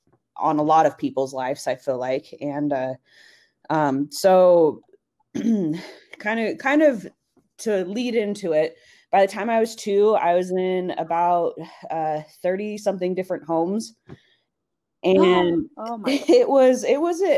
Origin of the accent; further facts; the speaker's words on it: Salt Lake City, Utah, United States; moved away as an adult; also born or lived in El Paso, Texas / Oregon; now in Arizona, United States; I grew up in Salt Lake my whole life, 18 years until college